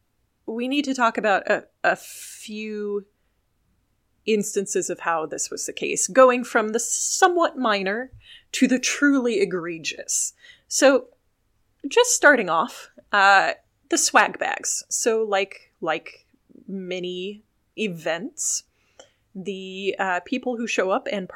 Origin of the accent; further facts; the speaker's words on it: Illinois, United States; growing up in Illinois